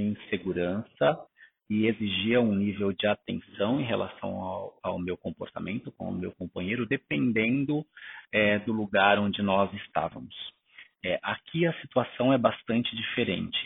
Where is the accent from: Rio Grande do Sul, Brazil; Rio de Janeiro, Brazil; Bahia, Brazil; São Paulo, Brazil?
São Paulo, Brazil; moved away as an adult; also born or lived in interior of Paraná, Brazil; now in Basel, Switzerland; sou natural do interior do Paraná e cresci na cidade de São Paulo.